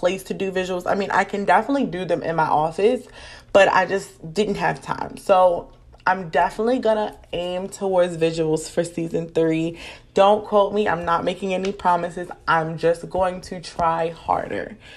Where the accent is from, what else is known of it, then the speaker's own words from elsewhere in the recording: Maryland, United States; I have to shout out my hometown. I have to shout out my home state, because y'all, I have so many people rocking with me across Maryland